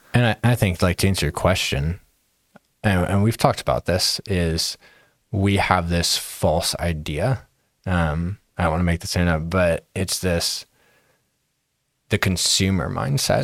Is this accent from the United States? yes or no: yes; Akron, Ohio, United States; I grew up in Akron